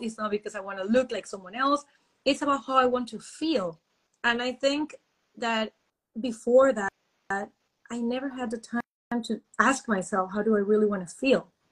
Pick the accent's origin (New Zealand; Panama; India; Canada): Panama; moved away as an adult; now in Germany; I am from Panama actually, and I'm living in Germany since almost almost six years already.